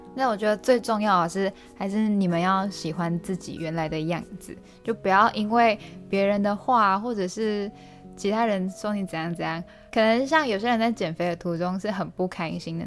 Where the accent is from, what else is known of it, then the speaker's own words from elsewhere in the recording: Malaysia; moved away as an adult; now in Taiwan; 我们其实是马来西亚人